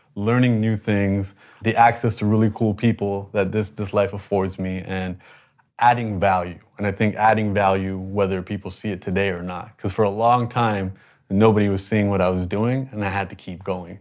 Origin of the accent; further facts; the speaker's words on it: Toronto, Ontario, Canada; I was born in Canada, but I'm the minority in Toronto